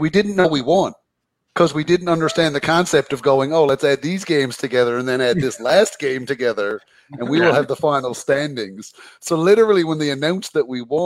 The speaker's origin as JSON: {"language": "English", "town": "Carbonear", "region": "Newfoundland and Labrador", "country": "Canada", "said": "I'm not from St. John's, I'm from Carbonear, small town."}